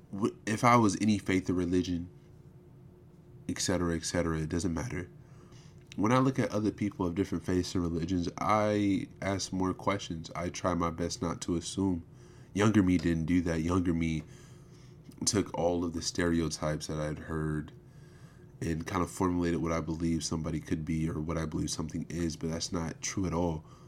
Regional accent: United States; I'm an American

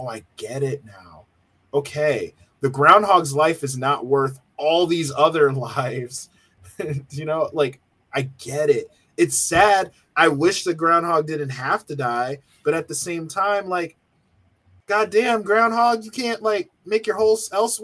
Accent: Connecticut, United States; moved away; I came from Connecticut. So I came from a New England, very liberal area where people did not hunt.

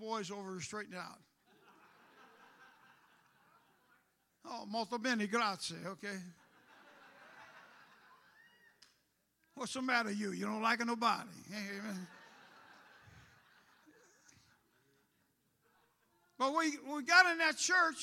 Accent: St. Louis, Missouri, United States; moved away as an adult; also born or lived in New York City; I'm from St. Louis.

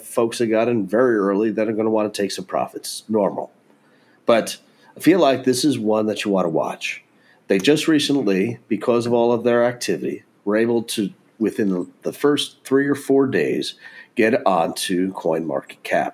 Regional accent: Texas, United States; being the Texan that I am

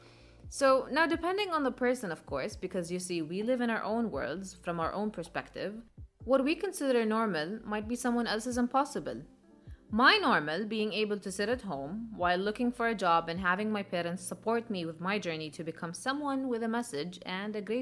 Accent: Jordan; moved away; back in my home country, Jordan

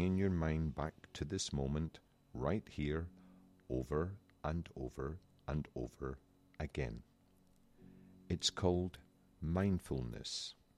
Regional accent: Scotland, United Kingdom; accent: Scottish; I'm Scottish. It's my accent.

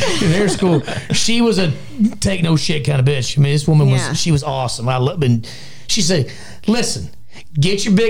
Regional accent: Litchfield, United States; I grew up in Litchfield

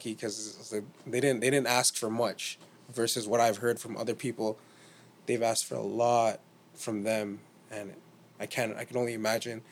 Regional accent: Toronto, Ontario, Canada; we're from Toronto

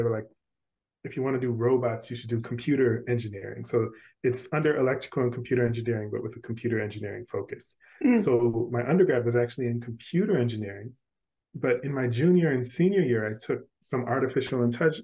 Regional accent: Washington, District of Columbia, United States; now in South Carolina, United States; I grew up in Washington, D.C.

